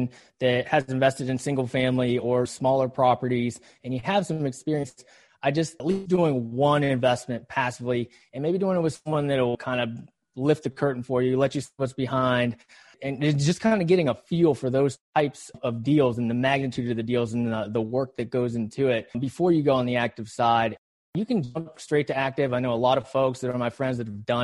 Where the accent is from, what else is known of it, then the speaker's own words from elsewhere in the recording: West Virginia, United States; I grew up in West Virginia, a really small town, the bluest of blue collars